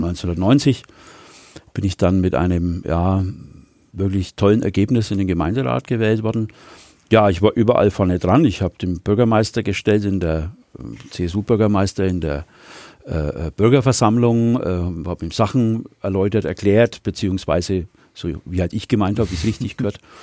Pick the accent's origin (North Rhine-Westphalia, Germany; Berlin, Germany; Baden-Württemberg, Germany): Baden-Württemberg, Germany; Wilhelmsdorf; Wilhelmsdorf hat eine besondere Bedeutung für mich, weil ich äh, dort in der Hauptstraße 64 geboren bin. Deswegen ist es meine Heimat. Ähm, bin ich aufgewachsen